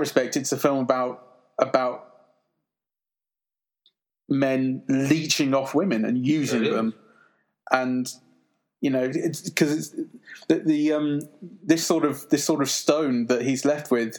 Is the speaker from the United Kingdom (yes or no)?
yes; United Kingdom; as a British person